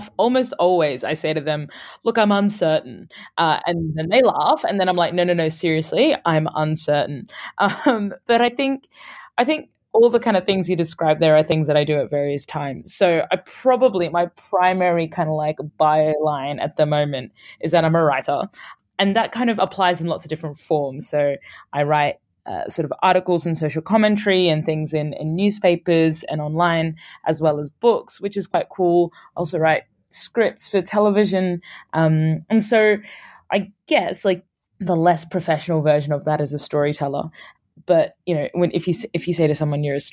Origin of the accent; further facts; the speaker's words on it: Brisbane, Queensland, Australia; moved away as an adult; also born or lived in Sudan / United Kingdom; I was born in Sudan and my family moved to Australia when I was a year and a half. So this was in Brisbane, Australia.